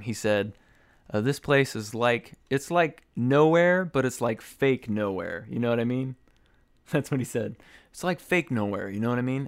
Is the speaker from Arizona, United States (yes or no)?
yes; Arizona, United States; moved away as an adult; now in Connecticut, United States; I grew up in Arizona. I'm very familiar with Arizona and Arizona politics